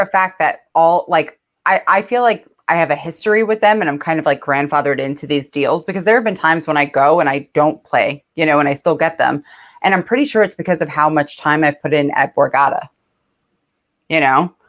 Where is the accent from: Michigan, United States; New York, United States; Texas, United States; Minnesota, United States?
New York, United States; I'm from New York